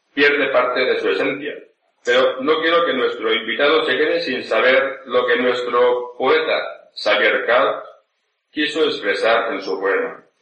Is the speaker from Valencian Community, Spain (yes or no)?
yes; Valencian land, Valencian Community, Spain; first language Spanish